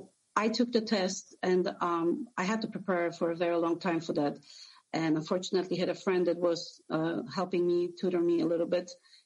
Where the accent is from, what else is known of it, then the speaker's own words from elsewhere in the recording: Poland; also born or lived in New Jersey; now in Sarasota, United States; I came to States from Poland almost 20 years ago, and I lived a little bit in New Jersey for about 5 years